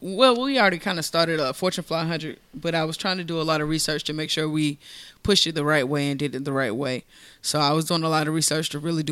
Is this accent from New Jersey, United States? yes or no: no; Monterey, California, United States; born there; So I was born in Monterey, California.